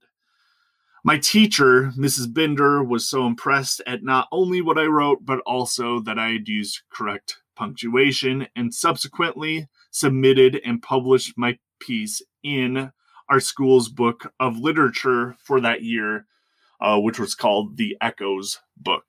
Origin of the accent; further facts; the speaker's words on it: Wisconsin, United States; my experience growing up in Wisconsin